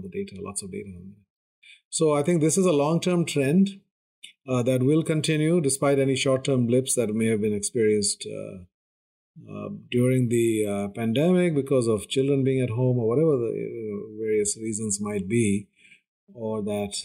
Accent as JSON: {"language": "English", "country": "India", "said": "I come from India, which is a very, very patriarchal society"}